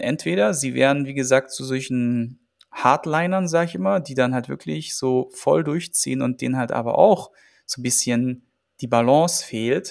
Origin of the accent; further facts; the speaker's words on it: Germany; bei uns in Deutschland